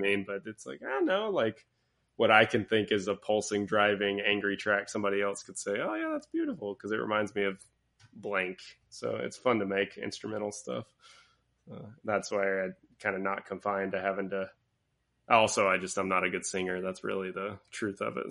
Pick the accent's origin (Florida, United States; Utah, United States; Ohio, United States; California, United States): Florida, United States; Pensacola; moved away; I grew up in Pensacola, Florida